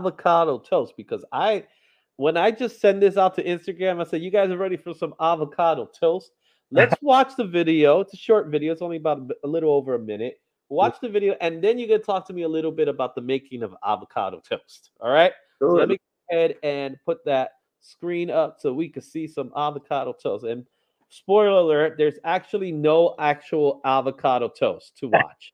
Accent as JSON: {"language": "English", "town": "New York City", "region": "New York", "country": "United States", "tie": "born or raised there", "said": "I consider myself a Bronx native, born and raised in, I grew up in Fordham"}